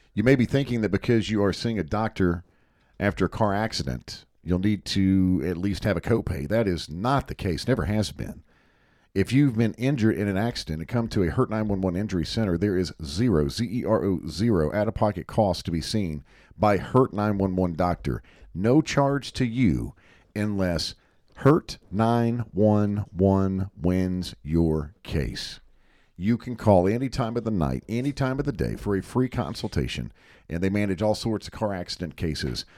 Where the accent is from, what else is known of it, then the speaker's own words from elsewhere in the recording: Hickory, North Carolina, United States; on the other side of our home, growing up in Hickory